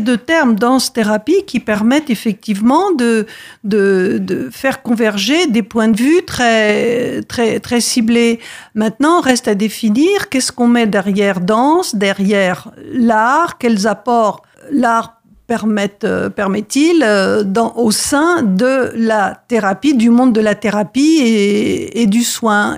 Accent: France; chez nous, en France

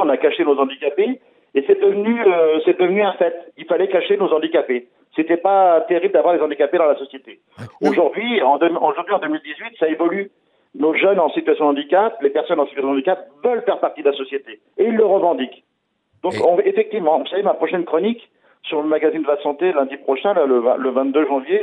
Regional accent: France; chez nous en France

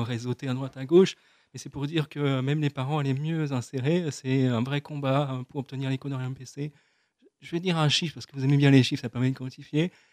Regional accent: France; first language French; Donc notre langue maternelle, notre langue naturelle, c'est le français. Donc, euh, ce qui fait que je me sens euh, d'abord français avant d'être sourd

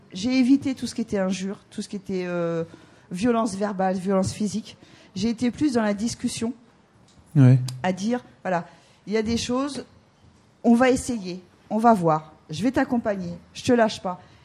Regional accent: Normandy, France; moved away as an adult; now in Brittany, France; on n'était pas de Bretagne, on est de Normandie.

